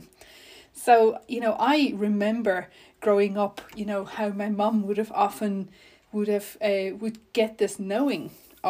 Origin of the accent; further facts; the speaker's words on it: North West, South Africa; I was raised in South Africa, an only child in a very ordinary household. And I spent most of my growing up years in the Northwest Province